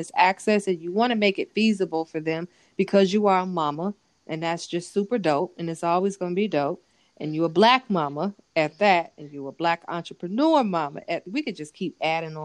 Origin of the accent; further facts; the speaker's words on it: California, United States; moved away; where I grew up in California